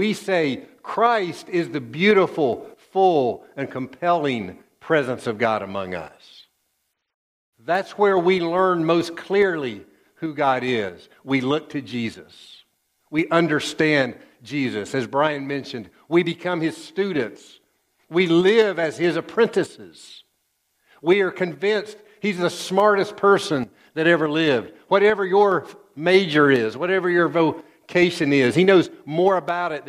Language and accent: English; East Tennessee, United States; I grew up in East Tennessee.